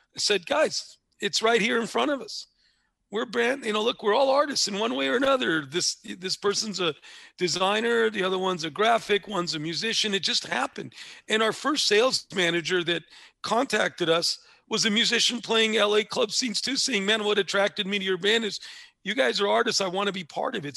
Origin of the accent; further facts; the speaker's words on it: Los Angeles, California, United States; where I grew up in East Hollywood was probably three blocks from where Chavo grew up